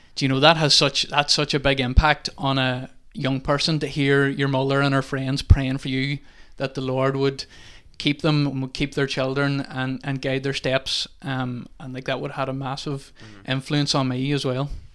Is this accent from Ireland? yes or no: yes; Milford, Ireland; moved away as an adult; now in Convoy, Ireland; I'm from, not from Convoy, I'm actually from Milford, but have been living in Convoy now for a while